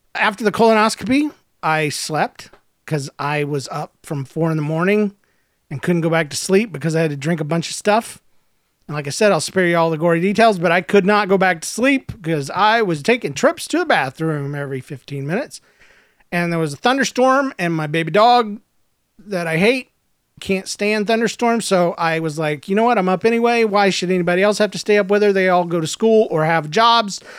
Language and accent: English; Georgia, United States; I'm from Georgia